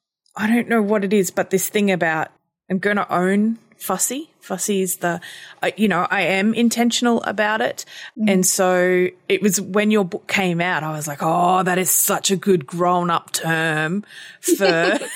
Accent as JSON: {"language": "English", "country": "Australia", "said": "as an Australian"}